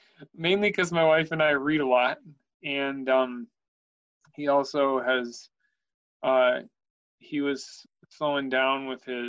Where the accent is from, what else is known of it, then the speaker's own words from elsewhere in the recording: Oshkosh, Wisconsin, United States; also born or lived in Oregon; Wisconsin. Oshkosh, Wisconsin.